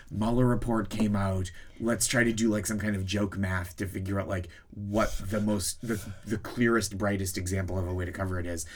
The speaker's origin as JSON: {"language": "English", "town": "Boston", "region": "Massachusetts", "country": "United States", "tie": "born or raised there", "said": "I, I grew up around there."}